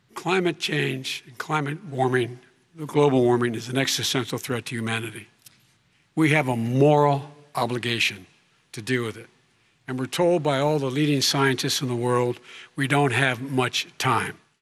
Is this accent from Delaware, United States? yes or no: yes; Claymont, Delaware, United States; born or raised there